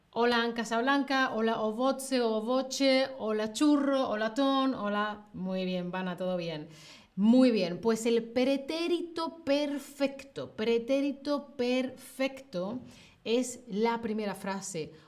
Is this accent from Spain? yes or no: yes; Spain; En el centro y de donde yo soy, pues em, suele mantenerse la diferencia entre con fecha y sin fecha, ¿vale? O sea, yo lo utilizo como casi toda la península ibérica, casi toda España.